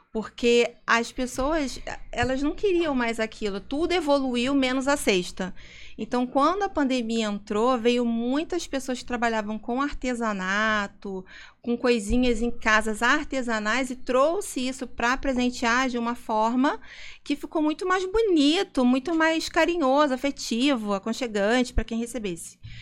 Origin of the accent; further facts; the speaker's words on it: Rio de Janeiro, Brazil; accent: carioca; moved away as an adult; now in Vinhedo, Brazil; eu sou muito carioca, eu tenho muito sotaque